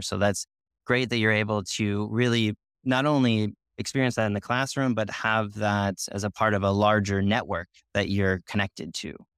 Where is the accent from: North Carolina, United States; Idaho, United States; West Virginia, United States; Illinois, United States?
Illinois, United States; Chicago; now in Seville, Spain; I'm, I'm from Chicago originally